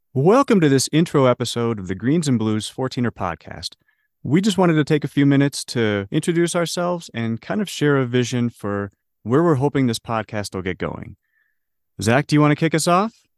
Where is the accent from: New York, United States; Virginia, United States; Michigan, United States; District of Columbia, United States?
Michigan, United States; Detroit; moved away as an adult; also born or lived in Ohio / Illinois; now in Denver, United States; born and raised in Detroit, Michigan